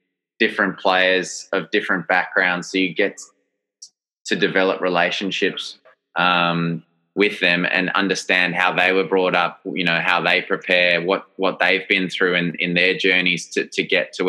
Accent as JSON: {"language": "English", "region": "New South Wales", "country": "Australia", "also_born_or_lived": "Durban, South Africa", "said": "I see myself as Australian, even though I was born in South Africa and have UK passport. And for me, I'm Australian"}